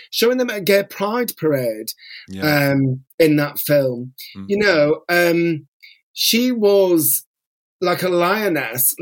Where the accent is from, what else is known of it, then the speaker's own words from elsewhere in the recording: Bolton, North West England, United Kingdom; also born or lived in North London; now in London, United Kingdom; I will always be considered a Boltonian.